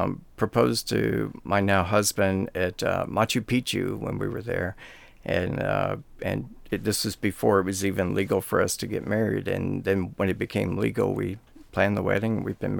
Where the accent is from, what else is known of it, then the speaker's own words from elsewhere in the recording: Tennessee, United States; moved away as an adult; also born or lived in Los Angeles, California; now in Escondido, United States; I was a beta from Tennessee